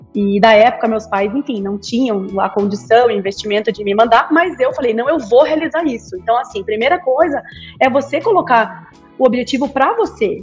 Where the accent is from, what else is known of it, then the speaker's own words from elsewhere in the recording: Brazil; moved away as an adult; also born or lived in United States / England; como brasileira